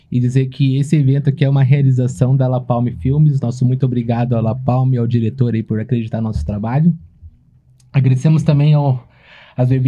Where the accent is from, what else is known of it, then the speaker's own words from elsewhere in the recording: Brusque, Santa Catarina, Brazil; Sou de Brusque, Santa Catarina.